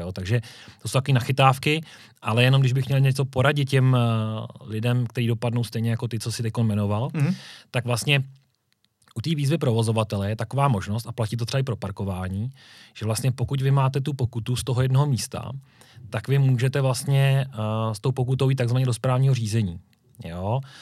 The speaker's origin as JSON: {"language": "Czech", "town": "Říčany", "region": "Central Bohemian Region", "country": "Czechia", "said": "A sám pocházím z Říčan"}